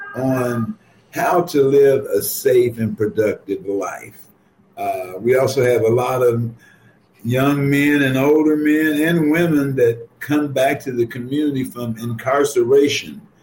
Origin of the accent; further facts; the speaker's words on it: Ohio, United States; now in Chicago, United States; I grew up in Ohio.